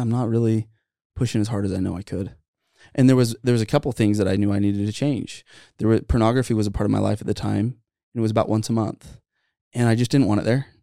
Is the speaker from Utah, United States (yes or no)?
yes; Santa Clara, Utah, United States; a guy that I grew up with in Santa Clara